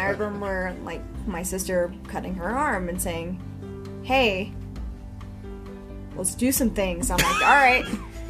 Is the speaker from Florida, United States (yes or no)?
no; Texas, United States; We grew up in a very, very tiny town of Texas.